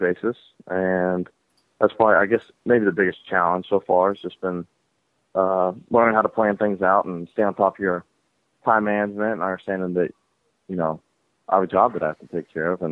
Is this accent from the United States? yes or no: yes; Atlanta, Georgia, United States; growing up in Atlanta